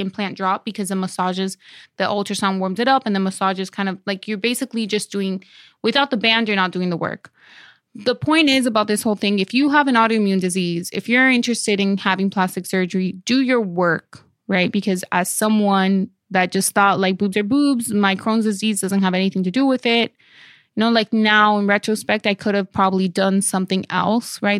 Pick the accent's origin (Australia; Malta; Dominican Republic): Dominican Republic; moved away; on my birth certificate in Dominican Republic